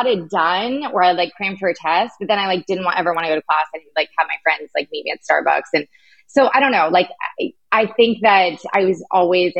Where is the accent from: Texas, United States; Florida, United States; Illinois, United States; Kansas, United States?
Illinois, United States; Chicago; moved away; also born or lived in Orange County, California / Colorado; Originally Chicago, and Chicago and Orange County